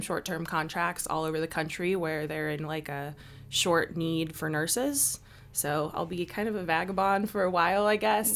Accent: Chicago, Illinois, United States; moved away as an adult; now in Salt Lake City, United States; I am originally from Chicago, Illinois. I've been out here in Salt Lake for about three years

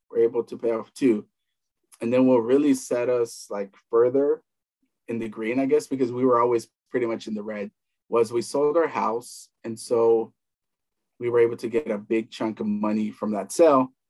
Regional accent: Southern California, United States; also born or lived in El Salvador; I grew up in the United States, uh, between mostly in, in, California, northern for a few years, and mostly in Southern California

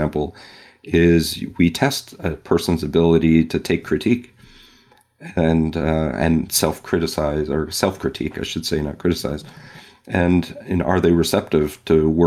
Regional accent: West Coast, United States; moved away; I grew up on the West Coast

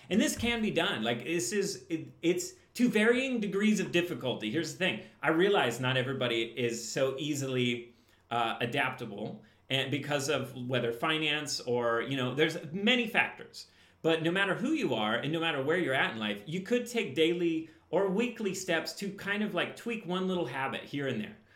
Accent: Midwest, United States; I grew up in the Midwest. I'm very aware of what the Midwestern life is like. I had an accent until I grew up.

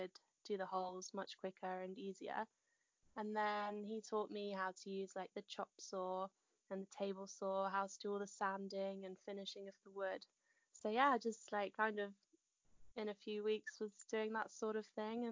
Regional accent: Hertfordshire, East of England, United Kingdom; moved away as an adult; now in West Sussex, United Kingdom; But originally I was in Hertfordshire and brought up in Hertfordshire.

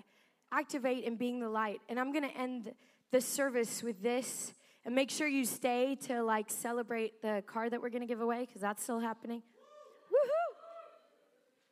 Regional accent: South Africa; moved away; I was born in South Africa

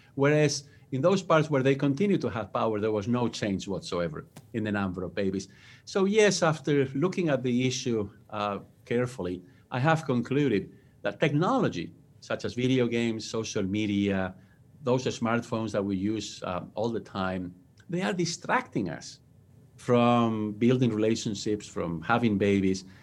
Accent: Spain; English is a second language; moved away as an adult; now in United States; I was born and raised in Spain. That's where my accent comes from.

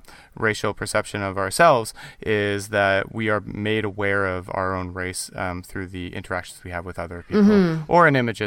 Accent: Canada; I grew up in Canada too.

